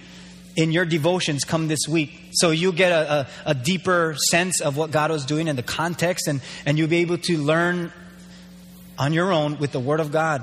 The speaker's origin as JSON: {"language": "English", "town": "Waimanalo", "region": "Hawaii", "country": "United States", "tie": "born or raised there", "moved": "yes", "lives_now": "Hilo, United States", "said": "I grew up there. I grew up in Waimanalo"}